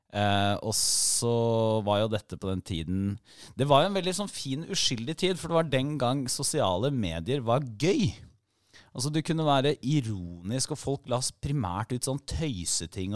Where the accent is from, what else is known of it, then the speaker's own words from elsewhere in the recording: Porsgrunn, Telemark, Norway; moved away; Jeg er jo fra Porsgrunn